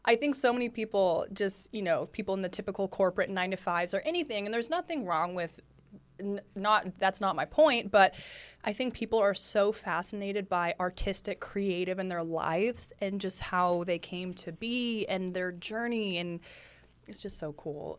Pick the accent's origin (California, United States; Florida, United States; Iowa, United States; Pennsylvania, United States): California, United States; Lafayette; now in Los Angeles, United States; I'm from Lafayette, California